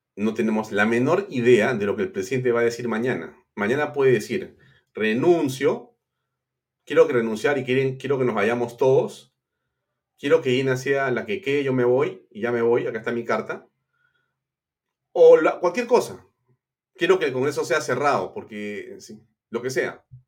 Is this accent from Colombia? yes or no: no; Peru; como peruano